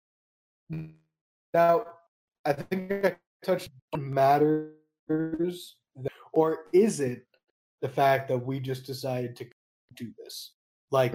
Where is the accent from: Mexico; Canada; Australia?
Canada; Middle-class Canadian